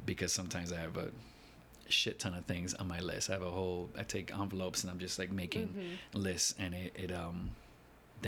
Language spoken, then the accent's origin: English; New York City, New York, United States; moved away as an adult; also born or lived in Chicago; now in New York City, United States; I grew up in the Lower East Side over on Allen and Stanton.